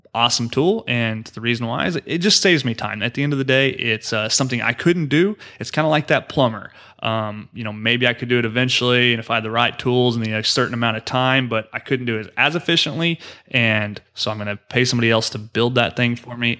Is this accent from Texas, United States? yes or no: no; Oklahoma, United States; now in Houston, United States; I am from Oklahoma, like I mentioned earlier in the show, and that's where my family is